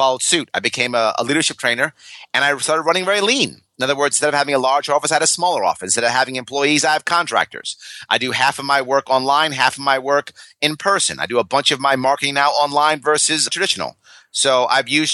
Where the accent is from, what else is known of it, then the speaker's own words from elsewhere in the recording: New York City, New York, United States; when I was a kid, I grew up in New York City